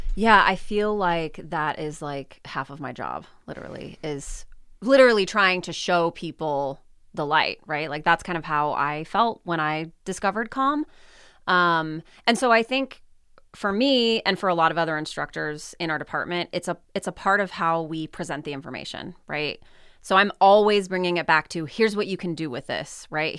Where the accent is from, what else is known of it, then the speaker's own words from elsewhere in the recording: California City, California, United States; moved away as an adult; also born or lived in Humboldt State University, Northern California; They still live in my, uh, you know, the town, the home that I grew up in. My husband is also from California City.